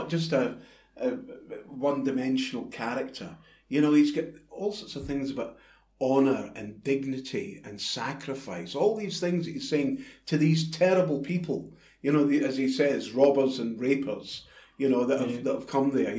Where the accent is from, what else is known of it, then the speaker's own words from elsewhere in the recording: Clydebank, Scotland, United Kingdom; I was brought up in Clydebank